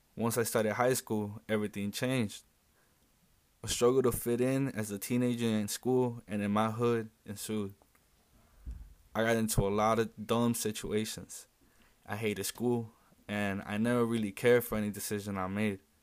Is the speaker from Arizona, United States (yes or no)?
no; Chicago, Illinois, United States; I grew up in West Englewood ever since I was about ten years old